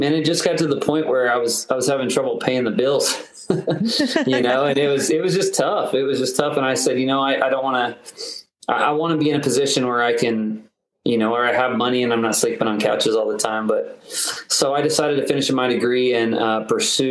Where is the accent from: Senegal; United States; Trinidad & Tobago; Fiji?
United States; Oklahoma; I actually grew up in Oklahoma